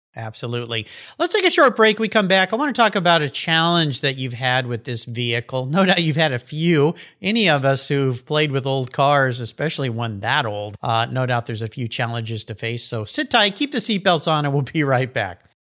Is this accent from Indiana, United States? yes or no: no; Southern California, United States; moved away as an adult; I grew up in Southern California, where I spent all my youth on the beach surfing in the ocean